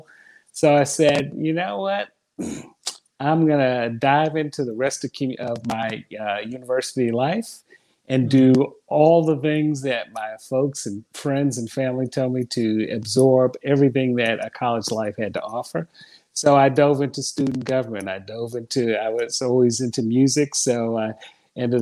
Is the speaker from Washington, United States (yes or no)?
no; New York City, New York, United States; I grew up in Brooklyn and Bed-Stuy, and, you know, do or die Bed-Stuy